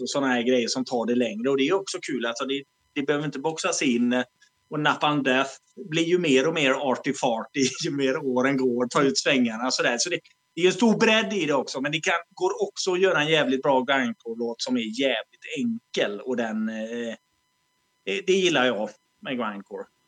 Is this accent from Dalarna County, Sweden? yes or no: no; Alingsås, Västra Götaland, Sweden; accent: västgötska; now in Malmö, Sweden; vi kommer ju från Alingsås från början